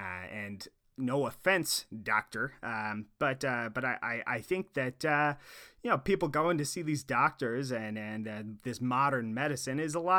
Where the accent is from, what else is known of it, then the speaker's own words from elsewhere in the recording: Boring, Oregon, United States; I'm originally from Oregon, a little ways east of Portland, in a town called Boring, Oregon.